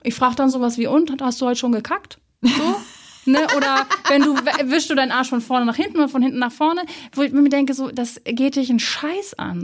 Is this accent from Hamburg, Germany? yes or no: yes; Hamburg, Germany; ich komme ja auch aus Hamburg